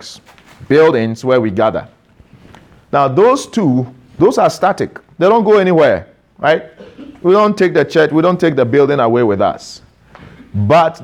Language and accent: English; Ghana; now in Canada; I'm Ghanaian by birth. I've naturalized to become a Canadian citizen.